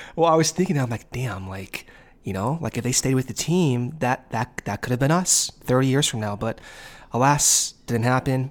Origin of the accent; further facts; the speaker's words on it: Arizona, United States; having spent a majority of my, uh, time growing up in Arizona